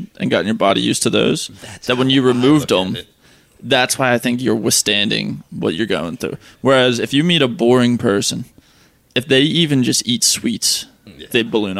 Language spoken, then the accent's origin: English; Southampton, United States; born or raised there